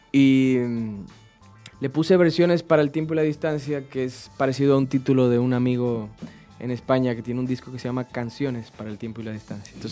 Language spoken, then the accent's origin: Spanish; Dominican Republic; obviamente yo soy dominicano